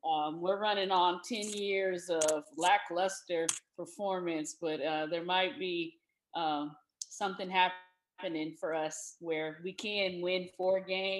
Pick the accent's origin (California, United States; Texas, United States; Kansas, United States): California, United States; San Diego; moved away as an adult; also born or lived in Washington, D.C.; That's where I grew up. I grew up in California. I'm a Cali girl.